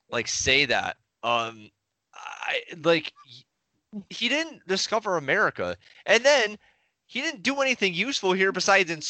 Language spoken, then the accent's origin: English; Connecticut, United States; in my home state, Connecticut